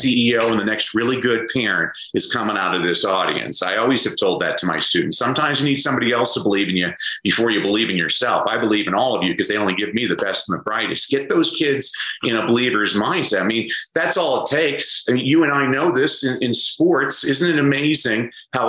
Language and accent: English; Los Angeles, California, United States; my hometown